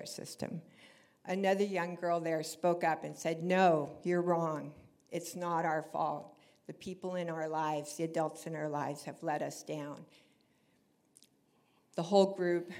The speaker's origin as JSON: {"language": "English", "area": "Orange County", "region": "California", "country": "United States", "tie": "born or raised there", "moved": "as an adult", "said": "I grew up here in Orange County"}